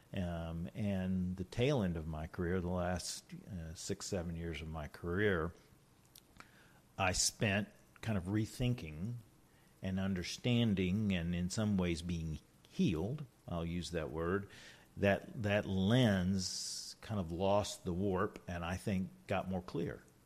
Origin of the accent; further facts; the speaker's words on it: Richmond, Virginia, United States; I was born and raised here in Richmond